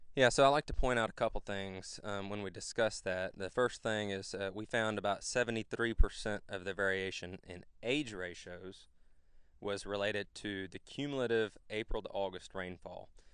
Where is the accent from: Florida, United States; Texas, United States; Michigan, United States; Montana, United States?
Texas, United States; Flatonia; moved away as an adult; now in Georgia, United States; I'm originally from Central Texas, a smaller town called Flatonia